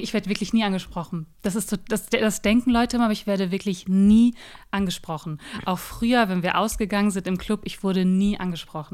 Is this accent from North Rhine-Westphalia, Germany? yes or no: yes; Ruhr area, North Rhine-Westphalia, Germany; now in Berlin, Germany; Ursprünglich komme ich aus dem Ruhrgebiet